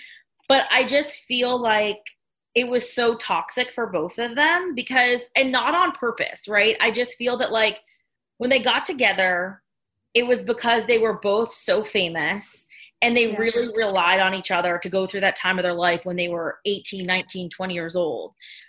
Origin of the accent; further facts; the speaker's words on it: the Poconos, Pennsylvania, United States; I grew up in the Poconos.